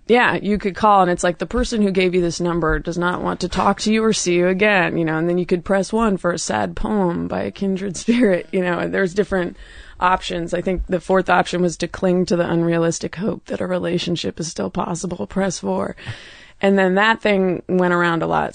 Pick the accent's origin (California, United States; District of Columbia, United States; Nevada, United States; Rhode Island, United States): California, United States; Oakland; also born or lived in New York; now in Los Angeles, United States; I grew up in Oakland, California